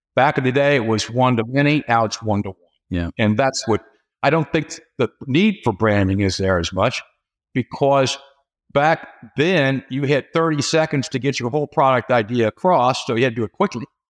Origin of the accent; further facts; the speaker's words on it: Cincinnati, Ohio, United States; moved away as an adult; also born or lived in Dallas, Texas / St. Louis, Missouri; now in Louisville, United States; I'm, I'm from Cincinnati originally.